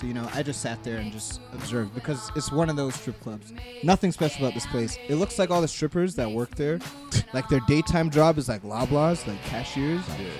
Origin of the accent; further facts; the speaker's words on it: Canada; I'm a Canadian.